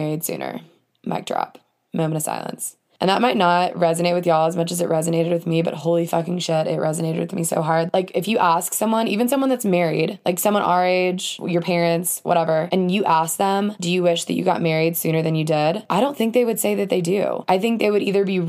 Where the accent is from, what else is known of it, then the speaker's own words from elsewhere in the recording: Alabama, United States; moved away as an adult; also born or lived in Atlanta, Georgia; I'm from the South, from Alabama, as I've said before, and lived in Atlanta for a couple years after